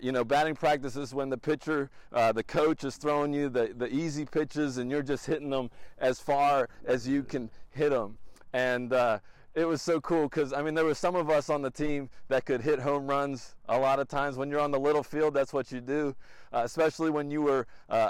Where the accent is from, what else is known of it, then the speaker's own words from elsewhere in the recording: Wilmington, Delaware, United States; we are back in my hometown of Wilmington, Delaware